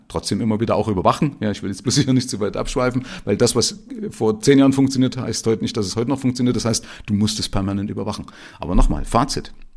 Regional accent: former East Germany, Germany; moved away as an adult; also born or lived in Middle Franconia, Bavaria; now in Bavaria, Germany; ich komme also aus der ehemaligen DDR, habe mich hier in Bayern selbstständig gemacht

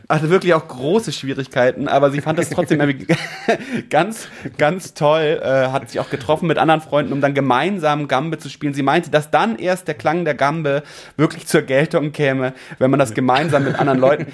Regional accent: Hamburg, Germany; so einem Bildungsbürgertum, mit dem man groß geworden ist in Eimsbüttel-Eppendorf

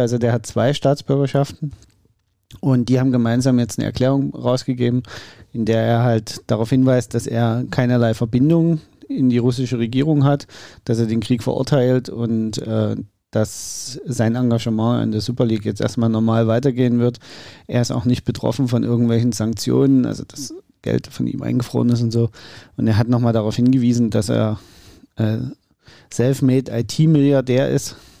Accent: Saxony, Germany; als Sachse

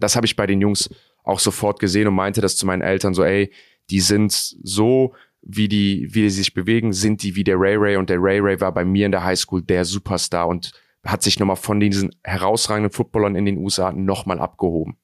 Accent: Cologne, North Rhine-Westphalia, Germany; ich bin Kölner

